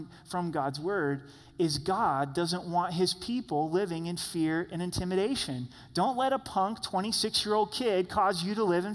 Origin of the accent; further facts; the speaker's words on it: Grants Pass, Oregon, United States; moved away; I was born and raised in Grants Pass, Oregon, which is just 60 miles south of Roseburg.